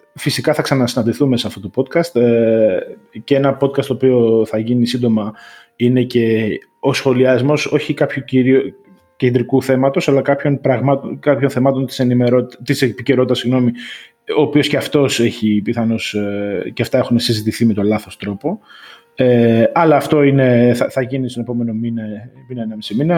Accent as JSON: {"language": "Greek", "country": "Greece", "said": "σαν Έλληνας και Ευρωπαίος πολίτης αισθάνομαι"}